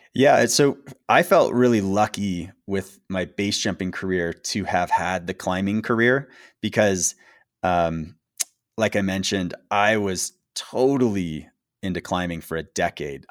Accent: United States; being an American base jumper in that era

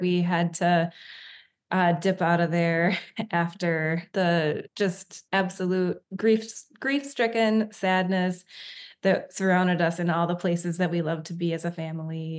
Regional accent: Wisconsin, United States; moved away as an adult; also born or lived in Colorado; now in Whidbey Island, United States; we are from Wisconsin originally. Okay. That's where we both grew up

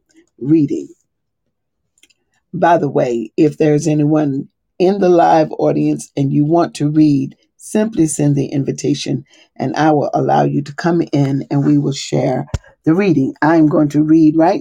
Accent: the South, United States; moved away as an adult; now in Monmouth County, United States; I'm from the South

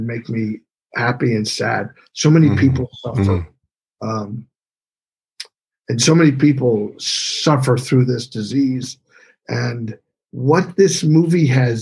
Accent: Bethlehem, Pennsylvania, United States; moved away as an adult; now in Los Angeles, United States; I went back to my hometown, which is Bethlehem, Pennsylvania, the area that I grew up

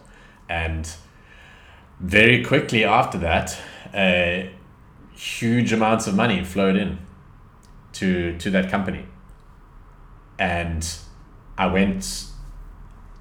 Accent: South Africa; I come from South Africa.

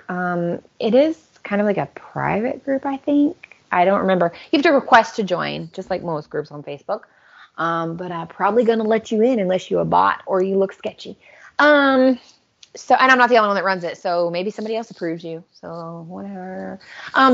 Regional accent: United States; moved away; as an American living in a foreign country

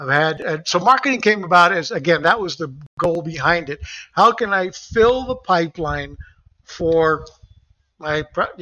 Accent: Puerto Rico; moved away as an adult; also born or lived in Texas; now in Florida, United States; So I grew up in Puerto Rico and I had the Mexican restaurants. I'm a Mexican descendant, my mom.

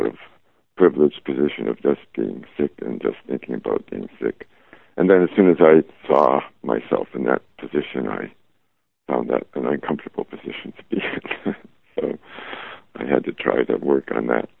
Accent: Chicago, Illinois, United States; when I grew up in Chicago

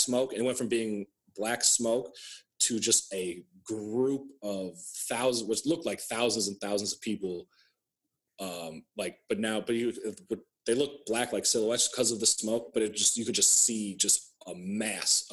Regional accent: Osceola, Wisconsin, United States; I grew up in Osceola, Wisconsin, as you know, predominantly white area

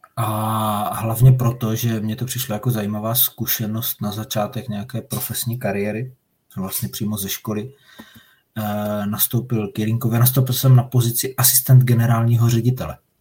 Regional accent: Moravian Slovakia, South Moravian Region, Czechia; jsem ze Slovácka

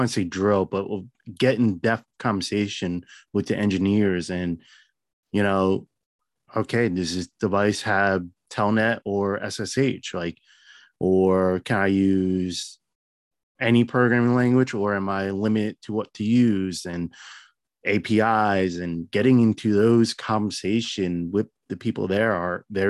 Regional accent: New Jersey, United States; I'm a nobody from Jersey

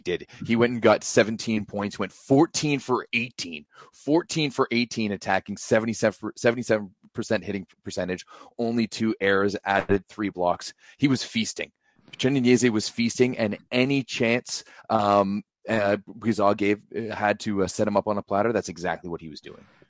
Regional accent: Canada; as a Canadian fan

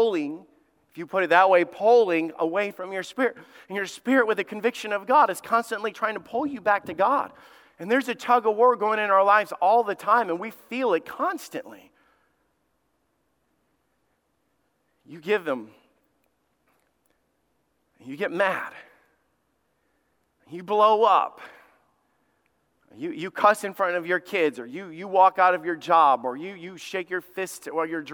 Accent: Alabama, United States; my family understands this because we grew up in Alabama

